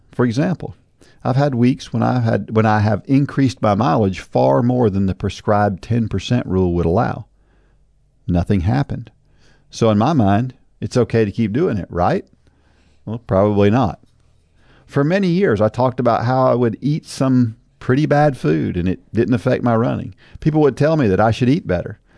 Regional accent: New Jersey, United States; moved away; I was born in New Jersey.

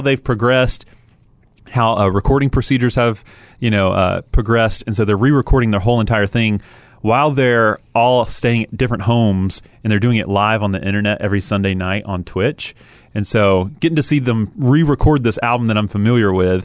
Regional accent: Atlanta, Georgia, United States; moved away; I grew up in Atlanta

